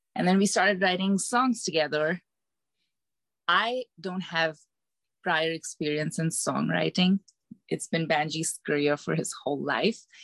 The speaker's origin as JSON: {"language": "English", "country": "India", "moved": "as an adult", "lives_now": "Decatur, United States", "said": "I am originally from India, and I moved to the US in 2011 for my MBA to Atlanta"}